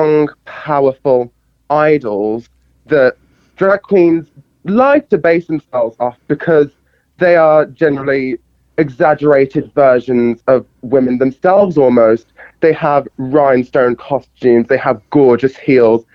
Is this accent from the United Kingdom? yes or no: yes; United Kingdom; moved away; coming back to the Midlands, as that's my hometown